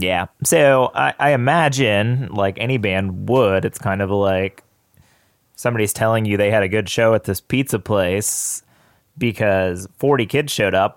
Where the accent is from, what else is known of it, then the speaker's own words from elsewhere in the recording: Danville, Virginia, United States; I grew up in Danville, Virginia